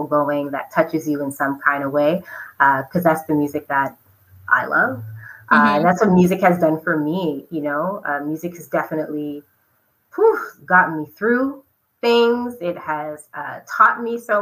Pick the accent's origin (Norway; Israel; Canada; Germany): Canada; now in Montreal, Canada; our talent as Canadian artists